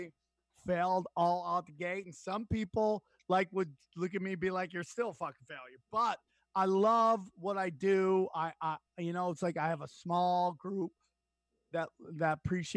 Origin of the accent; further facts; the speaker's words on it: Syracuse, New York, United States; I grew up in Syracuse, New York area